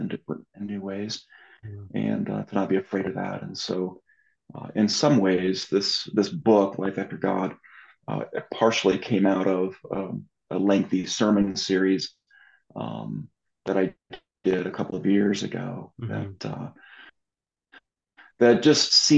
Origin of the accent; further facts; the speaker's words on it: Southern California, United States; moved away as an adult; also born or lived in San Diego, California / Orange County, California; now in Denver, United States; I'm originally from Southern California